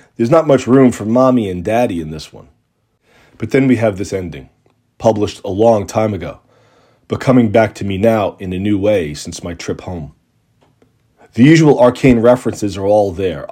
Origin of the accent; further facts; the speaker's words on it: Long Island, New York, United States; moved away; also born or lived in Boston; the aluminum siding and nylon curtains of Long Island's post-war suburbs where I grew up